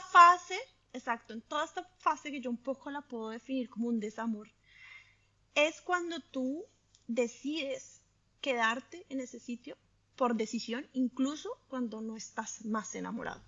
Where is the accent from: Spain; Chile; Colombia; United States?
Colombia; moved away as an adult; now in Italy; yo soy colombiana, creo que primera cosa, identidad número uno. Soy colombiana